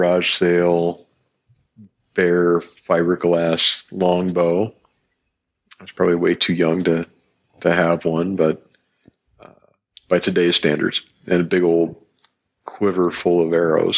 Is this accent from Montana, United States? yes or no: yes; Northwest Montana, United States; So, born in the 70s, Northwest Montana.